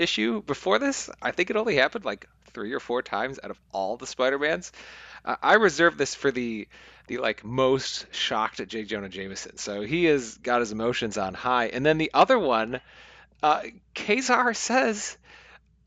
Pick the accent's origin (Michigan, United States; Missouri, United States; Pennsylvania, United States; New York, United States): Michigan, United States; accent: Michigan; my returning Michigan accent